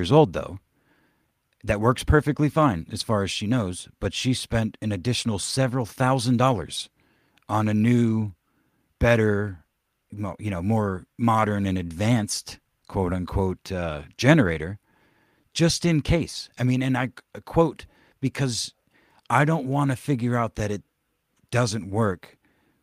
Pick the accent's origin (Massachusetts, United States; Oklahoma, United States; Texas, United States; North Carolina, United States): Oklahoma, United States; moved away; when I was growing up in Oklahoma